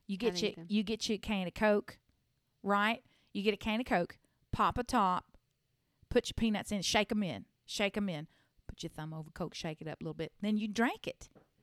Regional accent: Delaware, United States; I'm from the Diamond State, which is our nickname because our motto is the first state.

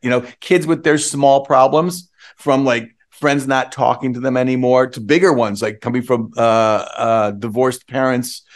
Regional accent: Western New York, United States; I'm from Western New York

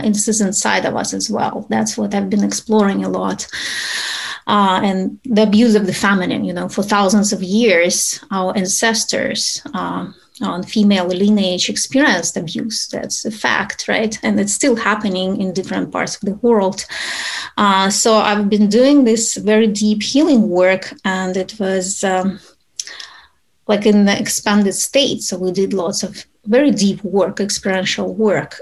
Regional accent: Ukraine; moved away as an adult; also born or lived in Utah; now in United States; I'm originally from Ukraine. I moved to United States when I was an adult already.

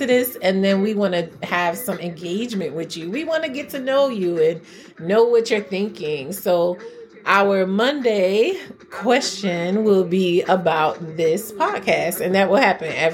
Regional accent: United States; I'm from New York

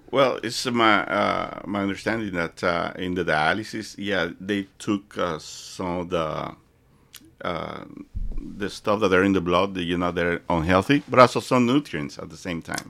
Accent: Dominican Republic; born or raised there; English is a second language; moved away as an adult; also born or lived in Puerto Rico / Fort Lauderdale; now in United States

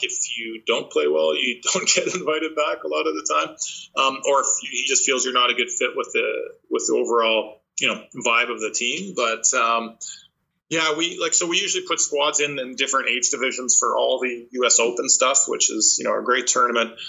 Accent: Canada; we're Canadian

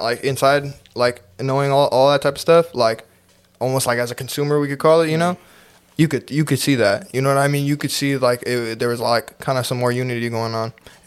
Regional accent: San Jose, California, United States; I went to high school with, like, in San Jose

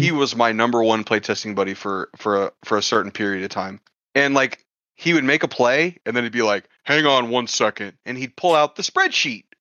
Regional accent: Texas, United States; I'm from Texas

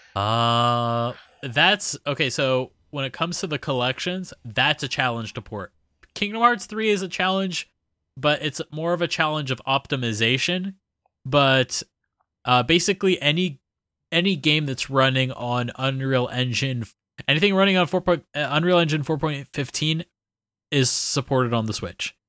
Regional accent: Florida, United States; moved away as an adult; now in Nagasaki, Japan; flying back home

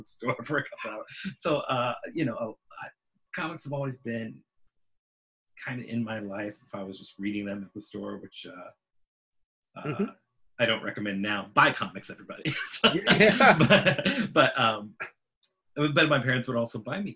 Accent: Peru, Indiana, United States; I grew up in a little town called Peru, Indiana

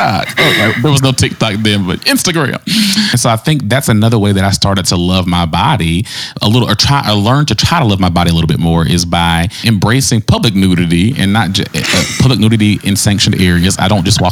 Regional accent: the South, United States; I was raised in the South

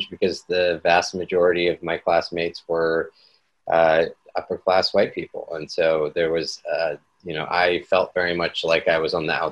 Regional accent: Seattle, Washington, United States; also born or lived in New York; I'm born and raised in Seattle

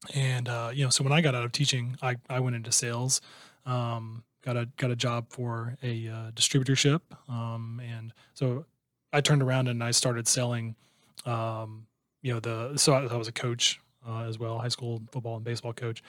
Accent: Iowa, United States; moved away as an adult; also born or lived in Chicago, United States; now in Houston, United States; that's still considered, you know, where I'm from

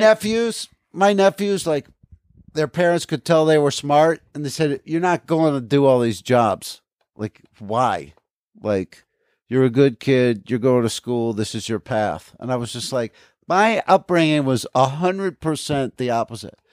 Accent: Aberdeen, New Jersey, United States; they changed the name of Mattawan to Aberdeen. They changed the name of my hometown.

